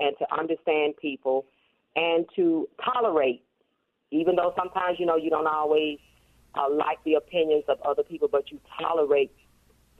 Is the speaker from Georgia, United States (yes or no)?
yes; Atlanta, Georgia, United States; I am a native of Atlanta, Georgia